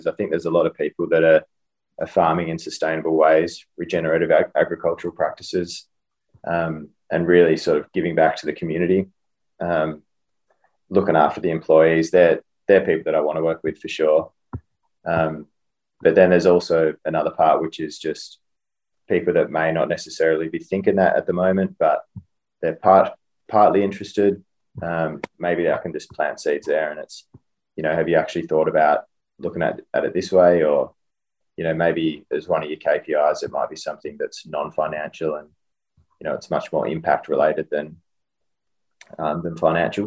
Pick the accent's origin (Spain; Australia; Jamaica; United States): Australia; Western Australia; moved away; I'm from Western Australia originally, really resource rich sort of place.